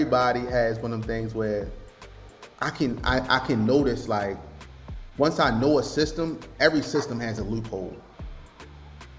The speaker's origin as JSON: {"language": "English", "town": "Baltimore", "region": "Maryland", "country": "United States", "said": "I'm from Baltimore, so I'm a young guy. To be completely transparent, bro, the side of the city that I'm from, we like to get money"}